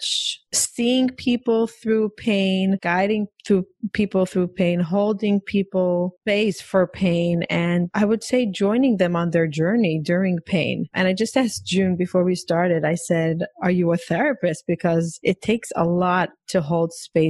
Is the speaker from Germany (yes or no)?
no; Israel; also born or lived in New York, United States; now in Florida, United States; I'm actually Israeli, moved to New York